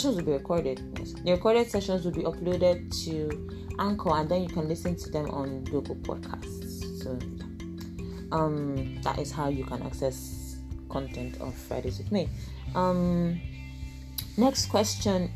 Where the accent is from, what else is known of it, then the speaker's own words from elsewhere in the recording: Igbo, Igboland, Nigeria; I am Nigerian. I am Igbo